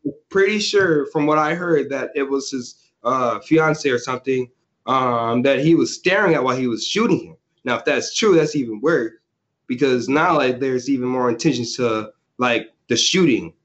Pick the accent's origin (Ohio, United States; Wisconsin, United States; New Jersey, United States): Wisconsin, United States; Racine; raised in um, Racine, Wisconsin